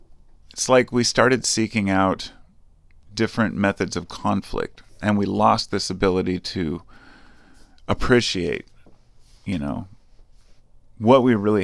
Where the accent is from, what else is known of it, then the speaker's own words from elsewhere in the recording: United States; I'm an American, okay? I'm not a nationalist. I'm just an American.